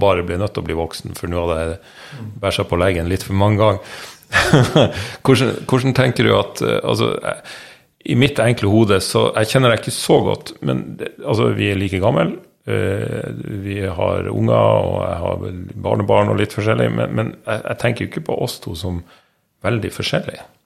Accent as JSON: {"language": "Norwegian", "region": "Northern Norway", "country": "Norway", "moved": "yes", "said": "jeg er nordlending"}